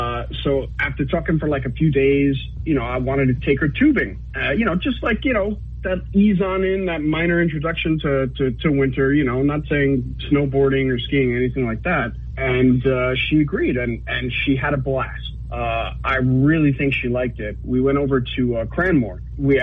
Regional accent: Ossipee, New Hampshire, United States; So I'm from Ossipee, and Ossipee in the house, woo!

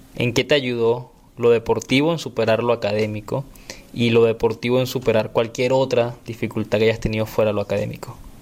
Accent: Venezuela; moved away; yo soy de Venezuela

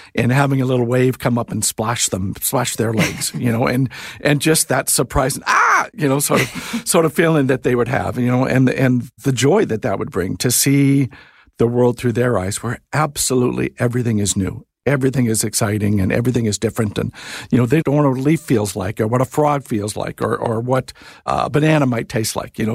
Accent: California, United States; moved away; growing up in the States in California

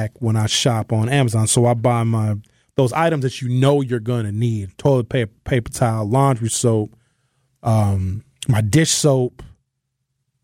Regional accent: Brown Deer, Wisconsin, United States; When I grew up in Brown Deer, there was no Black-owned businesses

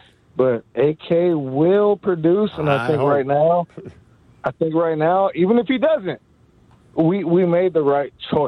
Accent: Inland Empire, San Bernardino County, California, United States; I'm from the Inland Empire, they call it. It's like San Bernardino County, which is supposedly one of the largest counties in the world.

